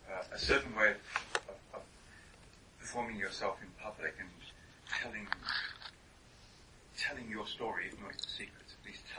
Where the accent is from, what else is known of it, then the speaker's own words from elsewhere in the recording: United States; my first awareness of it as an American